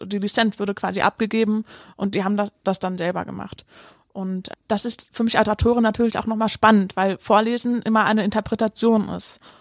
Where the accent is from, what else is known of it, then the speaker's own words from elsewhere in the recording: Cologne, North Rhine-Westphalia, Germany; moved away; Also ich bin ja in Köln tatsächlich aufgewachsen und meine Kindheit hat sich auch hier abgespielt